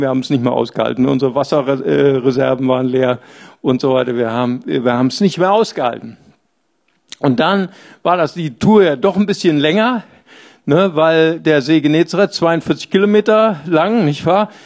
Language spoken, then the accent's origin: German; Bonn, North Rhine-Westphalia, Germany; Ich komme ja aus dem Rheinland, ich bin aus Bad Godesberg